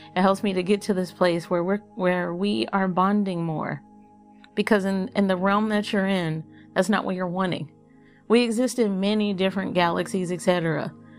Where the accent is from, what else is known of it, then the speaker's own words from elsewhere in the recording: Texas, United States; I'm from Texas